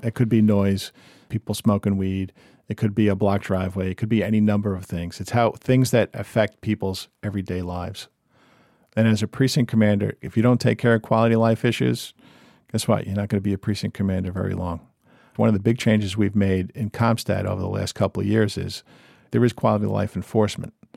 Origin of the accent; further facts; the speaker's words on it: Montville, New Jersey, United States; went to high school in Jersey